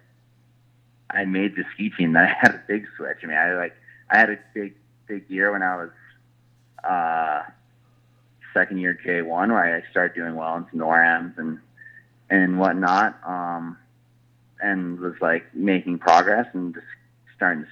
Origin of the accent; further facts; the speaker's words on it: Park City, Utah, United States; growing up in Park City